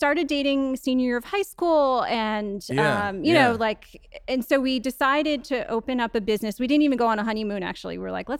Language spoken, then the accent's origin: English; Jersey Shore, New Jersey, United States; I grew up on the Jersey Shore.